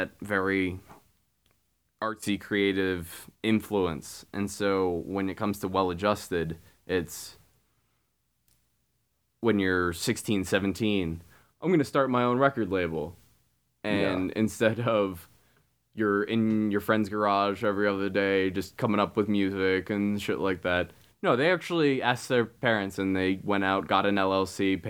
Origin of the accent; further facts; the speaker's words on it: West Windsor, New Jersey, United States; Princeton was right by my hometown